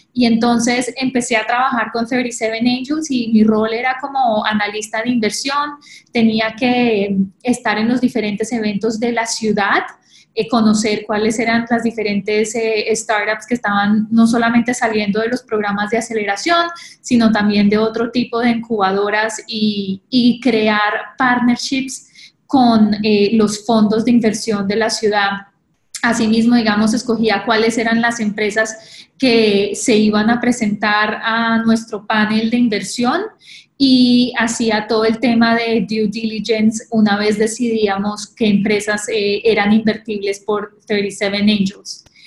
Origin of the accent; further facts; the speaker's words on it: Colombia; moved away as an adult; now in New York, United States; soy colombiana. Hace 10 años llegué a Nueva York para hacer mi maestría en Columbia University